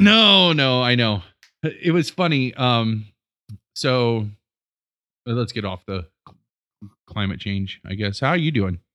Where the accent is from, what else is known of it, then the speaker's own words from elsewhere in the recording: Rittman, Ohio, United States; moved away as an adult; we grew up in Northeast Ohio and Rittman